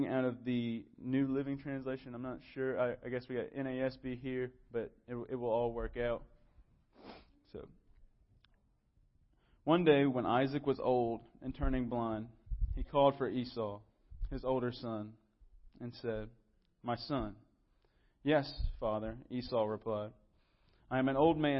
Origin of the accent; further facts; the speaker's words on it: Moore County, North Carolina, United States; moved away as an adult; also born or lived in Charlotte, North Carolina; I needed to come back home to Moore County.